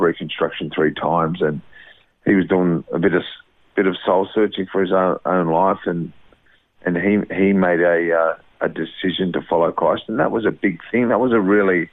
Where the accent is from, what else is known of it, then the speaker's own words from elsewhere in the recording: Sydney, New South Wales, Australia; I was born in Brighton Mass Sands, which is just near the airport in Sydney